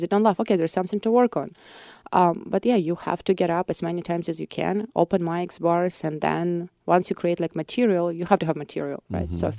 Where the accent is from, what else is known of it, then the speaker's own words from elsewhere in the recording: Voronezh, Voronezh Oblast, Russia; English is a second language; So like if I speak in Russian, people would understand that I'm from Voronezh probably, like other Russian people.